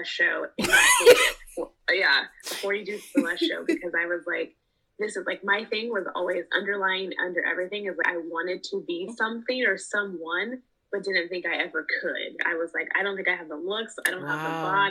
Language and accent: English; Los Angeles, California, United States; born and raised in Los Angeles